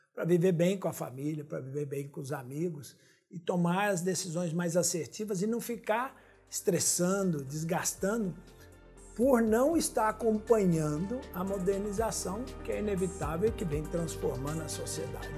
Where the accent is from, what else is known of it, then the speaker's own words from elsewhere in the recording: Minas Gerais, Brazil; eu sou de Minas